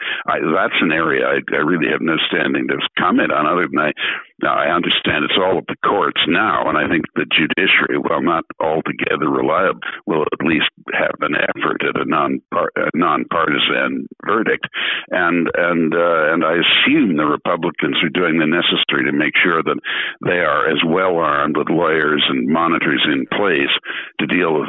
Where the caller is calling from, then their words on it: Canada; I'm speaking from Canada, which is a bicultural country